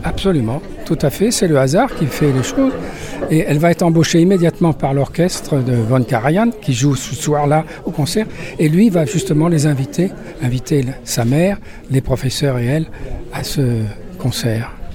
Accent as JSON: {"language": "French", "town": "Paris", "region": "Île-de-France", "country": "France", "tie": "born or raised there", "also_born_or_lived": "Lyon", "moved": "yes", "lives_now": "Nîmes, France", "said": "je suis né à Paris."}